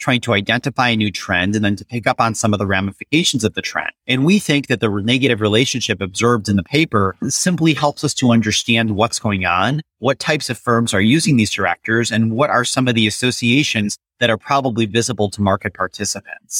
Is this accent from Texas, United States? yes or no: no; Detroit, Michigan, United States; I grew up in Detroit